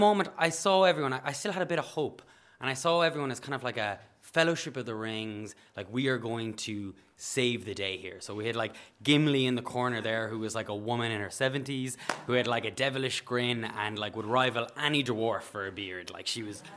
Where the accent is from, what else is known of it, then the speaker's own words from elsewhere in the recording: Galway, Connacht, Ireland; I'm a nurse from Galway.